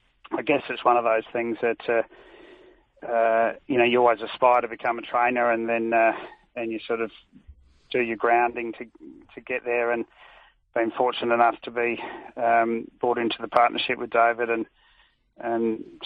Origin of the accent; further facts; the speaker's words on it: Angaston, South Australia, Australia; I was... born and raised in Angaston at Lindsay Park